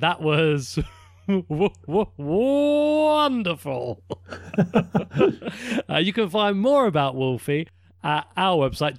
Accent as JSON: {"language": "English", "country": "United Kingdom", "moved": "yes", "lives_now": "Japan", "said": "as British people in a foreign country"}